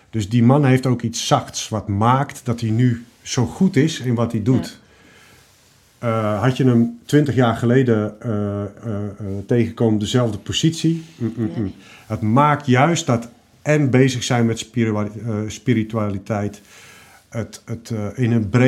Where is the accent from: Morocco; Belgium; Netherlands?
Morocco; ik kom uit een bepaalde hoek, namelijk ik ben Marokkaanse, ik ben nog vrouw ook